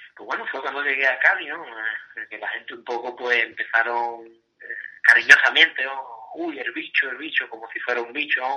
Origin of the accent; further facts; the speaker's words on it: Cádiz, Andalusia, Spain; como gaditano y cadista